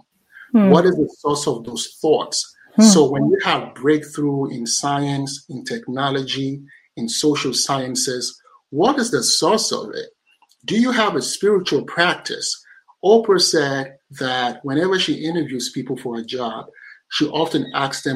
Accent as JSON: {"language": "English", "country": "Nigeria", "said": "I'm a Nigerian"}